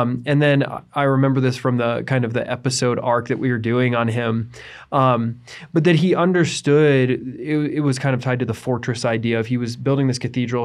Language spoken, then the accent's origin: English; United States; I am an American. I was, I was brought up here